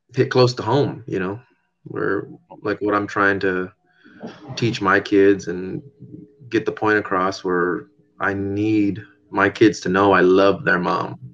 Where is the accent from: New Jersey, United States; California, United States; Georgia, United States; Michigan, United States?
California, United States; San Diego; moved away as an adult; now in Washington, United States; My wife and I grew up grew up in San Diego.